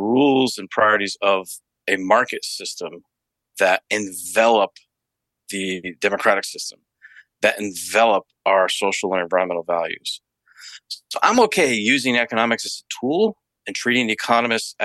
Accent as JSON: {"language": "English", "country": "United States", "tie": "born or raised there", "said": "my own upbringing in the United States"}